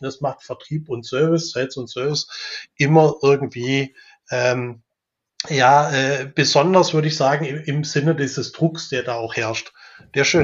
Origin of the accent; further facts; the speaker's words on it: Weinstadt, Baden-Württemberg, Germany; ich bin in Weinstadt aufgewachsen, das ist bei Weiblingen mhm. im, im, Einzugsgebiet von Stuttgart